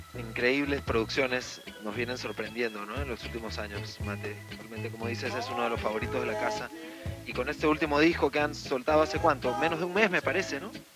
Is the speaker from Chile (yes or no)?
no; Lima, Peru; volvemos a, Perú, volvemos a nuestra ciudad de Lima